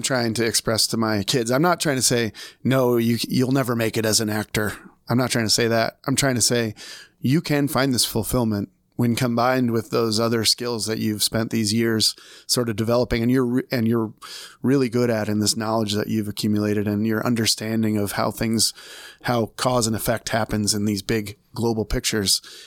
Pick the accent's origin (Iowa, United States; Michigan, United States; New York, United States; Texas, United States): Iowa, United States; Des Moines; I'm from Des Moines, Iowa